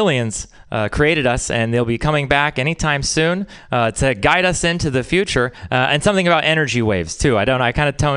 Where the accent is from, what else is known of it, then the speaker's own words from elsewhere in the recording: Texas, United States; moved away; I'm from Texas